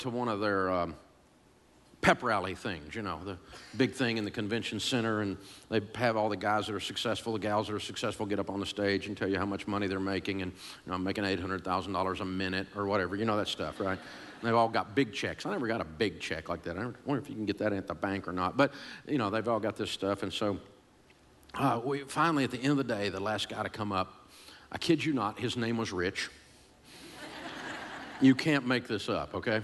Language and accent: English; Nashville, Tennessee, United States; I grew up in Antioch, Tennessee, a suburb of Nashville